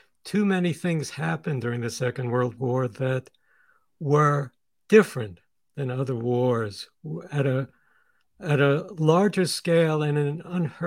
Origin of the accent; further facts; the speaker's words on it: New York City, New York, United States; also born or lived in Sweden; I was born in Sweden, as was my sister. We had emigrated to the United States in 1952. They met in 1946 and married then. And when we came to the United States and we lived in this tiny little apartment in Coney Island in Brooklyn